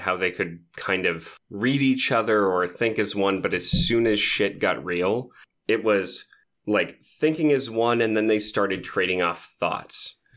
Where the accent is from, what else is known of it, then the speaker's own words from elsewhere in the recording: United States; as an American